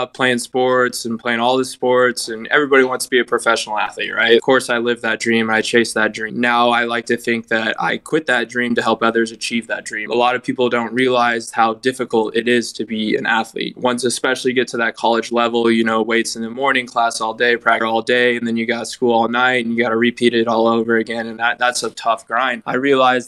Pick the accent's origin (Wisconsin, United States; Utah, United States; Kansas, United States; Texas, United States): Kansas, United States; Topeka; also born or lived in Olathe, Kansas / Oklahoma / Palm Beach Gardens, Florida; I'm from Topeka, Kansas, born and raised there